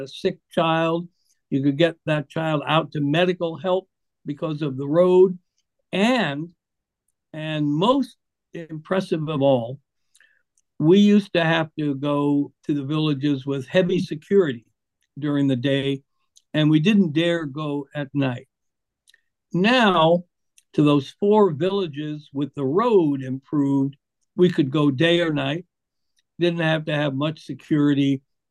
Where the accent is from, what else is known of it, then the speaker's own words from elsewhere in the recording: Iowa, United States; my home state